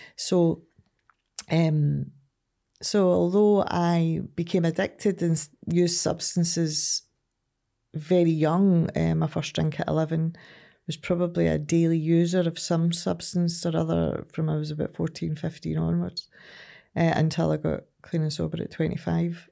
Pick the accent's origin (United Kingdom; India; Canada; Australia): United Kingdom; Ardrossan, Scotland; also born or lived in Glasgow / Saltcoats; originally I'm from Ardrossan.